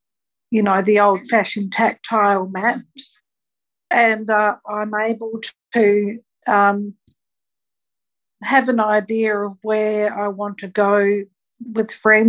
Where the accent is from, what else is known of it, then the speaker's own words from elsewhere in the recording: Australia; I'm from Australia.